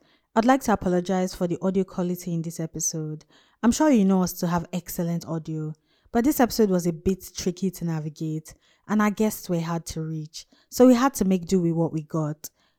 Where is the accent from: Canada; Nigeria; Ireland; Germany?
Nigeria; Jos, Plateau; also born or lived in Kaduna, Nigeria / Kano, Nigeria; I was born and raised in Jos, north central Nigeria. Then my family moved to Kaduna in the north, and then Kano in the north again, and back to Jos.